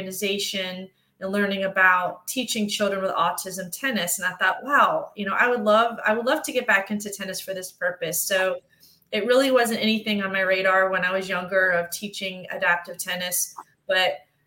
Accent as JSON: {"language": "English", "town": "Memphis", "region": "Tennessee", "country": "United States", "tie": "born or raised there", "said": "I was raised in Memphis, Tennessee"}